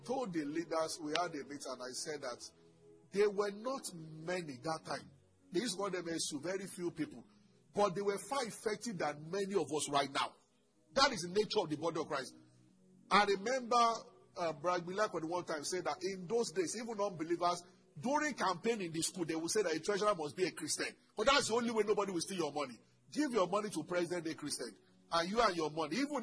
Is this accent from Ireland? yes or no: no; Ogun State, Nigeria; also born or lived in Lagos; I'm from Ogun State.